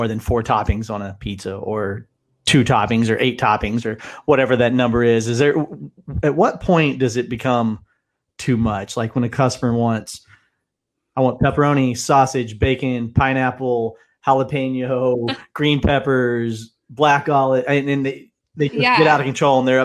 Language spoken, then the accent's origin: English; Midwest, United States; growing up in the Midwest